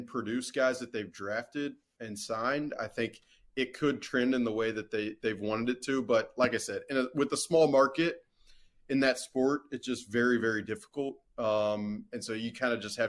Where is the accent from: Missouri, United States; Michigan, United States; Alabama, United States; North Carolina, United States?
Alabama, United States; I'm from Alabama